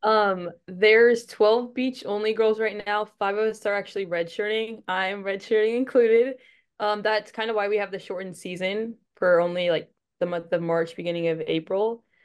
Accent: Texas, United States; also born or lived in Arizona; came back to my home state

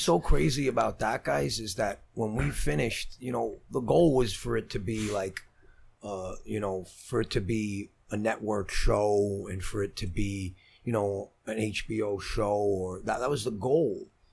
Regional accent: Brooklyn, New York, United States; I'm from Brooklyn

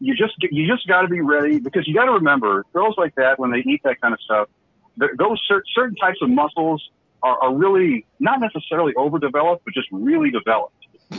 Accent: Fresno, California, United States; from Fresno. I'm calling from Minneapolis right now

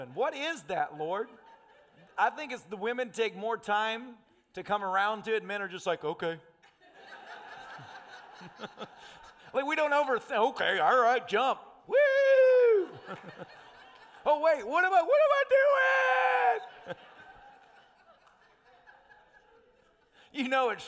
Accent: Tennessee, United States; I'm a redneck from Tennessee.

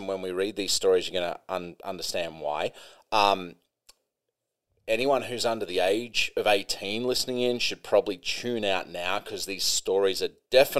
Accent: Australia; born there; But I mean, came back to Australia. I was born in Australia, but then I came back to Australia.

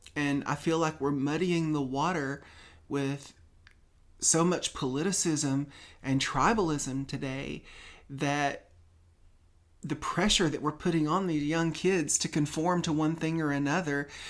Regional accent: Tennessee, United States; moved away as an adult; now in California, United States; We're both from Tennessee originally

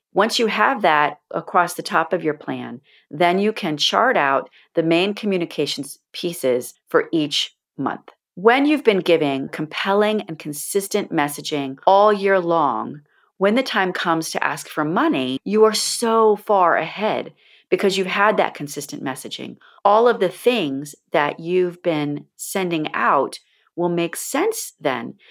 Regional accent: Florida, United States; When I was a very little girl growing up in Florida

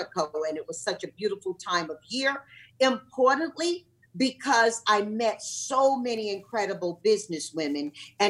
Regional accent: Tarboro, North Carolina, United States; moved away as an adult; also born or lived in California; when I grew up in my hometown in Tarboro, North Carolina

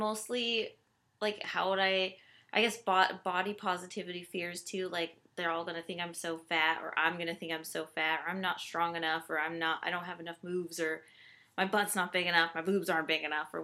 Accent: Midwest, United States; moved away as an adult; now in East Coast, United States; I am from the Midwest, as with Darby and Charlie here

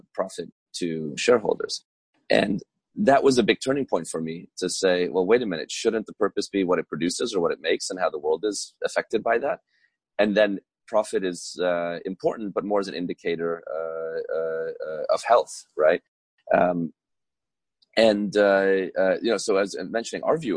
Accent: Budapest, Hungary; now in Trenton, United States; I was born in 1982 in Budapest, which at the time was still communist, under the Iron Curtain.

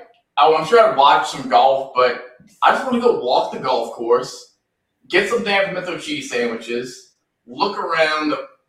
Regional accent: New Orleans, Louisiana, United States; I'm from New Orleans.

